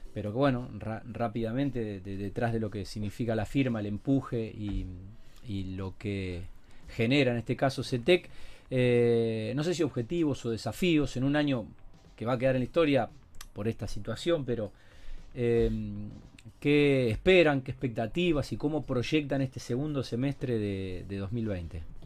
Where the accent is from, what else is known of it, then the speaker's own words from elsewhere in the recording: Rosario, Santa Fe, Argentina; somos rosarinos y mm, amamos mucho esta ciudad